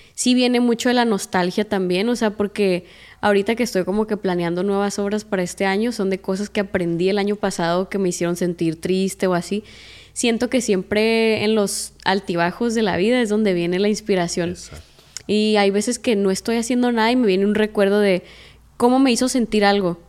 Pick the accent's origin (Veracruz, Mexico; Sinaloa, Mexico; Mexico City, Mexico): Sinaloa, Mexico; Culiacán; born or raised there